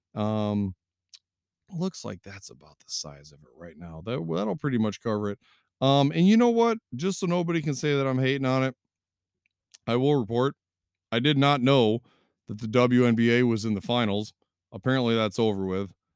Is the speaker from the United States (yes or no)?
yes; Three Rivers, Michigan, United States; now in Constantine, United States; I am in Constantine now, but I grew up in Three Rivers